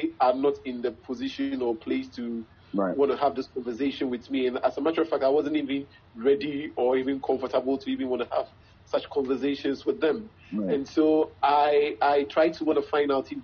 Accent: Ghana; I'm from Ghana. I'm a Ghanaian. My parents are Ghanaian. My grandparents are Ghanaian.

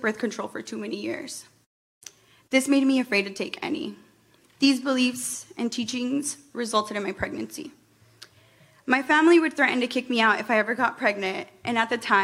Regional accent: Perry, Iowa, United States; moved away as an adult; now in Des Moines, United States; I'm a Chicana feminist that was born and raised in Perry, Iowa, and I moved to Des Moines in 2015

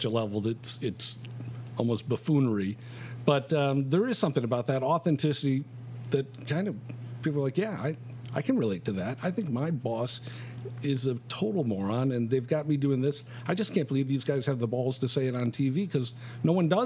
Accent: Chicago, Illinois, United States; I grew up here in Chicago.

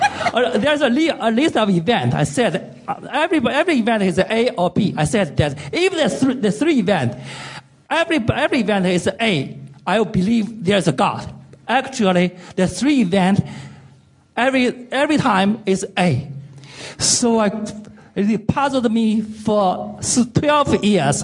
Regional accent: China; English is a second language; I'm from China

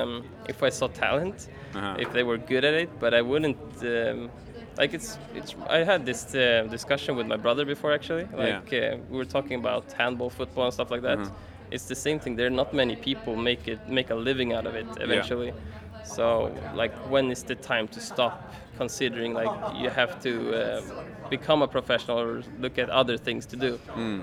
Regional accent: Stockholm, Stockholm County, Sweden; Sweden, Stockholm.

